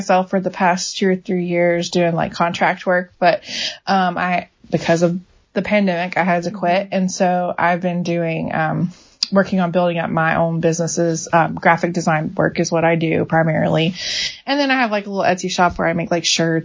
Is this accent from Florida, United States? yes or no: yes; Jacksonville, Florida, United States; moved away as an adult; now in Mount Juliet, United States; I grew up in Florida in Jacksonville and lived there pretty much my whole life. I didn't move to Tennessee till I was 26.